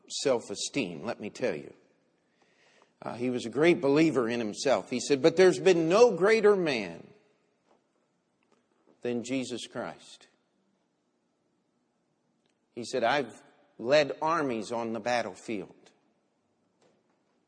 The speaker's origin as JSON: {"language": "English", "town": "Baltimore", "region": "Maryland", "country": "United States", "tie": "born or raised there", "said": "the city of Baltimore, my hometown"}